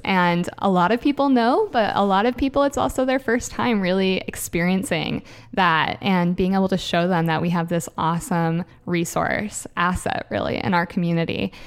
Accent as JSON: {"language": "English", "area": "Puget Sound", "region": "Washington", "country": "United States", "tie": "born or raised there", "lives_now": "Everett, United States", "said": "I grew up on the Puget Sound"}